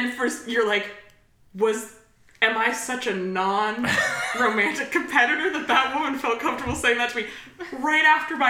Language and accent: English; the Bay Area, California, United States; my home area, the Bay Area.